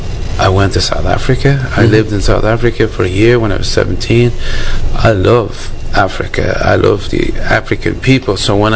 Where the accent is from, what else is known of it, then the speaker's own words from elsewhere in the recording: Ireland; moved away; I was born in Ireland. And the Irish, back then, like we're talking 58, they're very white.